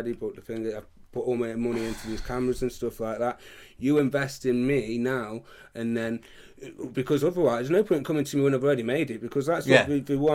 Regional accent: Stoke-on-Trent, West Midlands, United Kingdom; now in Leek, United Kingdom; I'm from Stoke, but where I live now is this little village called Leek

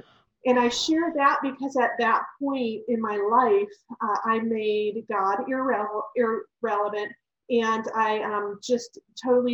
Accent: Ohio, United States; I was actually born and raised in Ohio

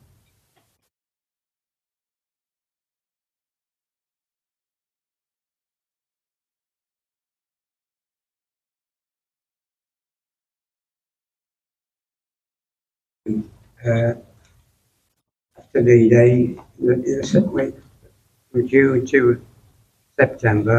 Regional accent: Birmingham, West Midlands, United Kingdom; I'm from Birmingham

